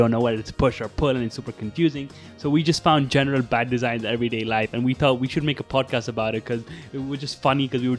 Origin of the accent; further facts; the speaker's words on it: Moscow, Russia; also born or lived in India; now in Madrid, Spain; I'm originally from India and I was born in India, but I lived my whole life in Moscow, Russia.